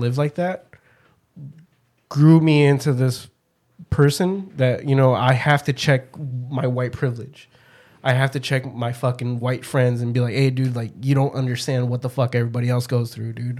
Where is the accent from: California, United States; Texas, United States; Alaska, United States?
California, United States; Pomona; also born or lived in Michoacán, Mexico / Garden Grove, California; I would eventually spend the rest of my life mostly here in Pomona